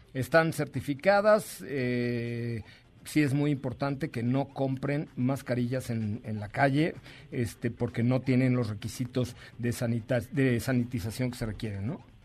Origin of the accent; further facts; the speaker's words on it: Mexico; Somos mexicanos.